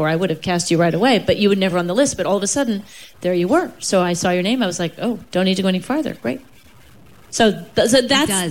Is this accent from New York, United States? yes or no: yes; New York, United States; I'm from New York and my parents are from Chicago and Texas, respectively